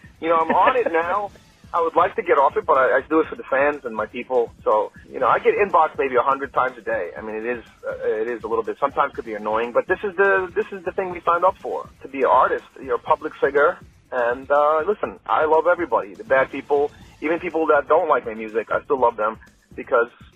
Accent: New York City, New York, United States; I grew up on Bayside in Queens

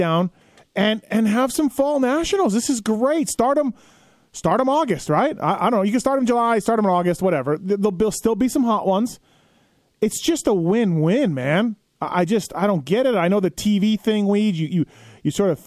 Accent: Manitoba, Canada; moved away; growing up in Manitoba

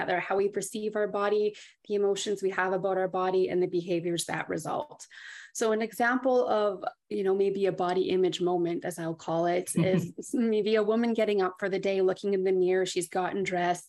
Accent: Thunder Bay, Ontario, Canada; moved away as an adult; now in Ottawa, Canada; Originally, I'm from Thunder Bay, Ontario

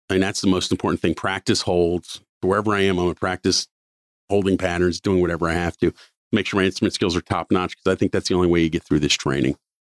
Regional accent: Cincinnati, Ohio, United States; I grew up in Cincinnati for the most part

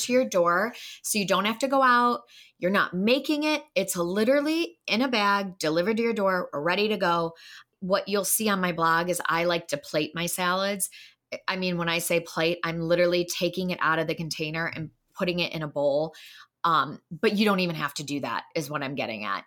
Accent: Wheaton, Illinois, United States; moved away as an adult; also born or lived in Chicago; now in Wisconsin, United States; I'm from Wheaton, Illinois

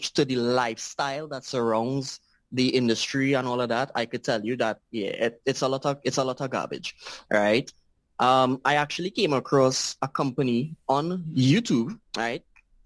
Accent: Trinidad & Tobago; I am from Trinidad and Tobago, a very, very small island.

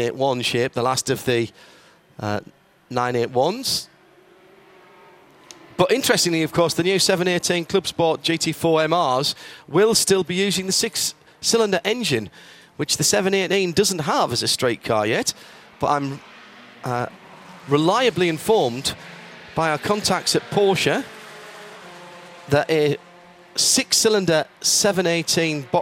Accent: United Kingdom; we're British

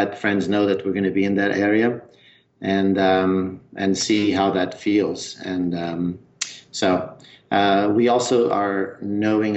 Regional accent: Trás-os-Montes, northern Portugal, Portugal; accent: northern mountain accent; moved away as an adult; also born or lived in Lisbon; I'm from the north of Portugal. My home province is called Trás os Montes

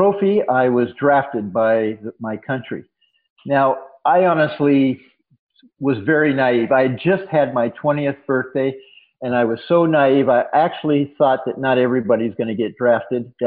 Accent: San Diego, California, United States; also born or lived in Boston / Washington State; now in Maine, United States; I was raised in San Diego. My family is originally from Washington State. My father was getting his PhD in sociology in Boston when I was born. But basically, I was raised in San Diego and grew up with a surfboard.

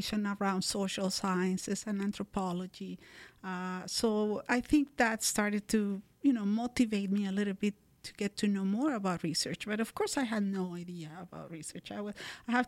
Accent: Colombia; moved away as an adult; also born or lived in Edmonton, Alberta, Canada; now in Kingston, Canada; I was born in Colombia. I have been living in Canada for the last 22 years, mainly in Alberta, back in Edmonton

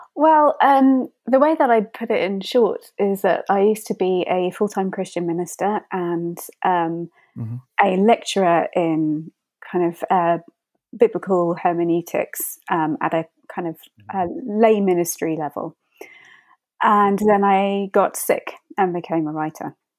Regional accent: United Kingdom; I'm from Britain

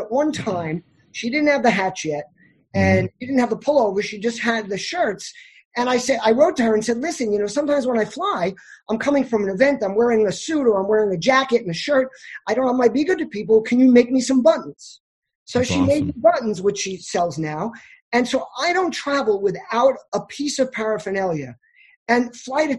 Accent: New York, United States; I'm a New Yorker.

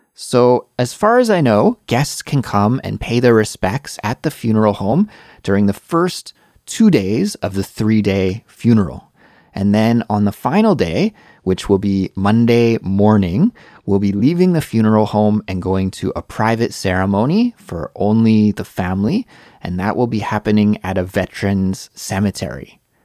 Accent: Canada; moved away as an adult; now in South Korea; I'm Canadian

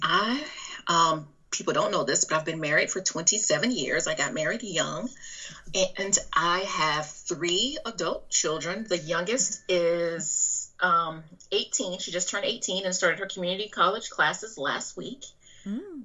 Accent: Alabama, United States; accent: southern drawl; also born or lived in Texas; now in North Carolina, United States; I am originally from Alabama, but I've lived in Texas, and I'm in currently in North Carolina

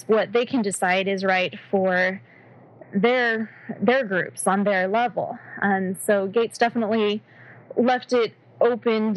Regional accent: Colorado, United States; now in Maryland, United States; I grew up in Colorado, which is also a near desert

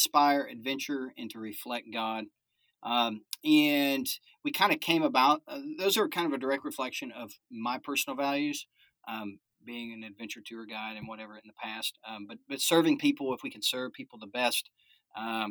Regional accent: Alaska, United States; So I was born in Alaska

